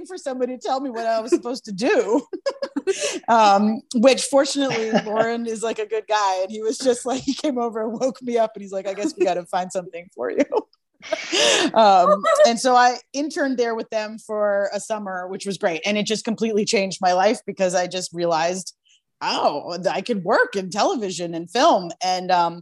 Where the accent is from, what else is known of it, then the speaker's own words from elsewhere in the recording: Boston, Massachusetts, United States; moved away; I grew up in Boston where that sort of thing didn't happen all that often